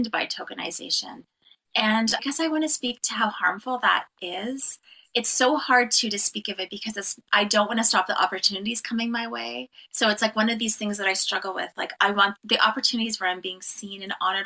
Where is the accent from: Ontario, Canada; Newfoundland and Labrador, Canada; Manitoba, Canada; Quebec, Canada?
Ontario, Canada; Cape Croker First Nation; I am from Nation Agaming and Dunjaba from Cape Croker First Nation